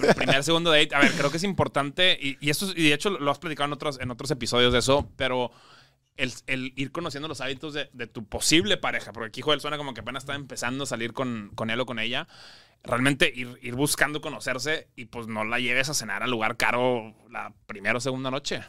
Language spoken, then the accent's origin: Spanish; Monterrey, Nuevo León, Mexico; now in Mexico City, Mexico; yo soy regio, pero, pero vivo en la Ciudad de México